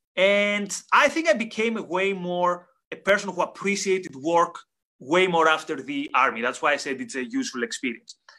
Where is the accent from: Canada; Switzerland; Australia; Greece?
Greece; I come from Greece